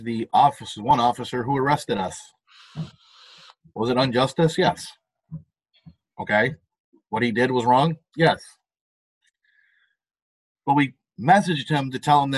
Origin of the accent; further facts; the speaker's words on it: United States; as an American